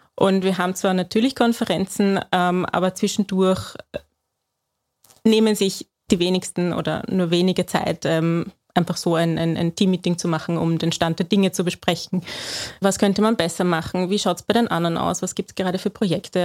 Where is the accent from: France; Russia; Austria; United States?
Austria; bei uns in Österreich